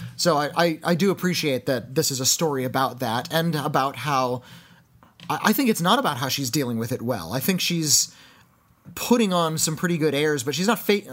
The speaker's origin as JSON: {"language": "English", "country": "United States", "said": "I'm American"}